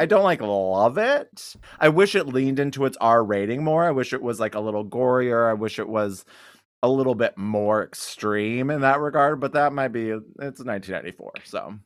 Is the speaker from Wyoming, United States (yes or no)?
yes; Wyoming, United States; I'm from Wyoming